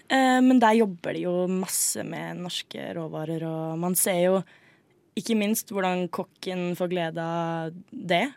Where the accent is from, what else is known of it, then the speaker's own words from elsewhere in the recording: Skien, Telemark, Norway; Jeg er fra Venstøp